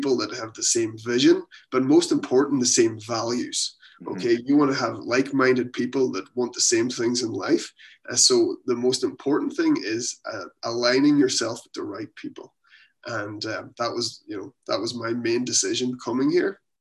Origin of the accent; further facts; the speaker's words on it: Ireland; moved away as an adult; now in Halifax, Canada; I'm from Ireland, but we're here in Canada